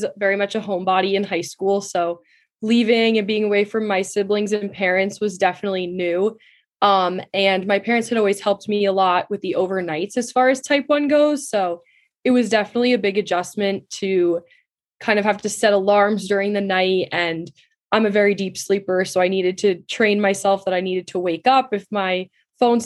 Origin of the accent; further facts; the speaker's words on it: Katonah, New York, United States; I grew up in Westchester, New York, specifically in the town of Katona, which is about 40 minutes north of New York City in the suburbs